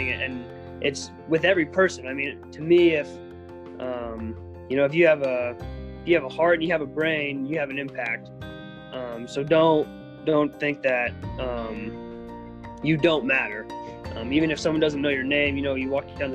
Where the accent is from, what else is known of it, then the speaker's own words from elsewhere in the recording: Southeast Iowa, United States; I grew up in Southeast Iowa, part of a kind of a rural family with my four siblings and my parents.